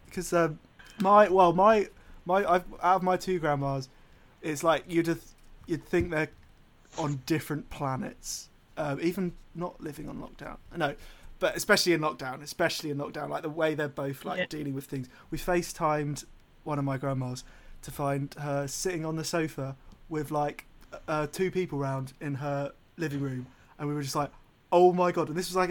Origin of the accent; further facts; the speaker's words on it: London, United Kingdom; Oh, well, as am I. Do you know, I'm from London.